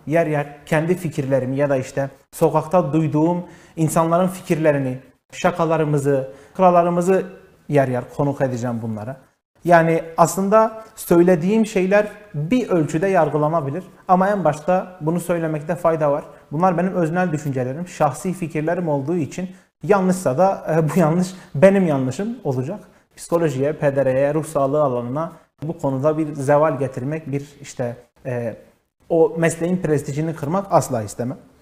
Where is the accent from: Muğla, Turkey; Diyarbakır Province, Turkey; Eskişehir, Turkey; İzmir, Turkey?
Diyarbakır Province, Turkey; Diyarbakır; also born or lived in Antalya / Istanbul; Diyarbakır'da doğdum. Kütük Bağlar'a kayıtlı. Ee, ilk orta ve lise öğrenimimi burada bitirdim.